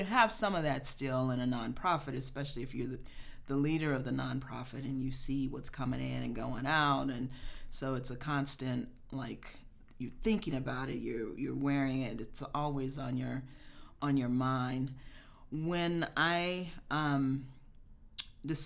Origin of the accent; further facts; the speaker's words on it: Kansas City, Missouri, United States; moved away as an adult; now in Chicago, United States; I was born and raised in Kansas City, Missouri.